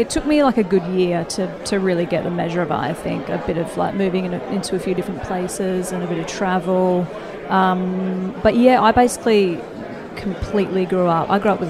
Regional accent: Busselton, Western Australia, Australia; moved away as an adult; now in Brighton, United Kingdom; I am 28. I am from Busselton, Western Australia, 6280.

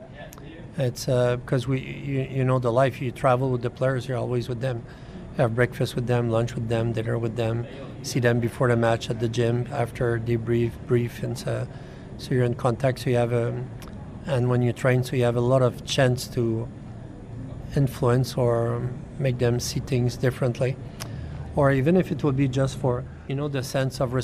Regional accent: Canada; I'm Canadian

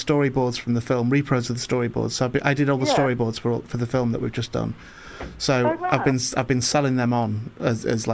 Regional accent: St Helens, North West England, United Kingdom; moved away; also born or lived in Warrington; I was born in Warrington, but I always say I'm from St Helens, because my mum and dad are from St Helens

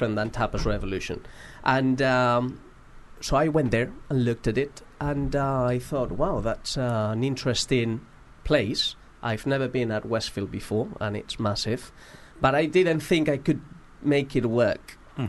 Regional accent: Madrid, Community of Madrid, Spain

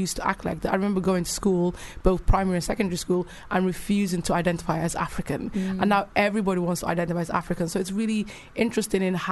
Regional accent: Cardiff, Wales, United Kingdom; also born or lived in Bristol / Somalia; now in London, United Kingdom; I didn't grow up in London, I grew up in Cardiff and Bristol.

